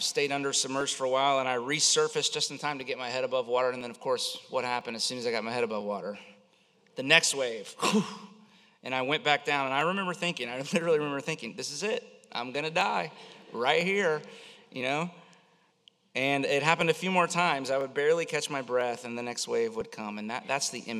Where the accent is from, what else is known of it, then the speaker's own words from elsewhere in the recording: Central Florida, United States; I grew up here in Central Florida